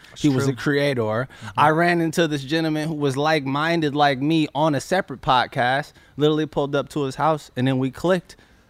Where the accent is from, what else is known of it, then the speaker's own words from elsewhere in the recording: Berkeley, California, United States; I come from Berkeley, California.